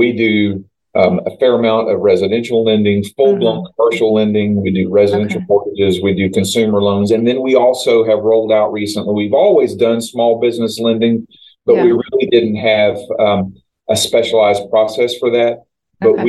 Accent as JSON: {"language": "English", "town": "Auburndale", "region": "Florida", "country": "United States", "tie": "born or raised there", "also_born_or_lived": "Winter Haven", "said": "I was born in Winter Haven. I grew up in Auburndale"}